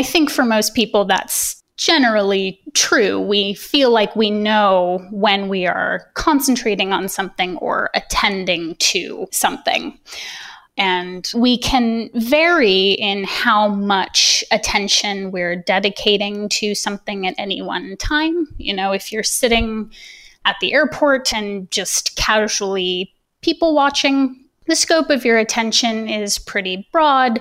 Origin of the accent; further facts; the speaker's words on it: Sacramento, California, United States; moved away as an adult; also born or lived in Berkeley, California; now in Illinois, United States; I was born and raised in Sacramento, California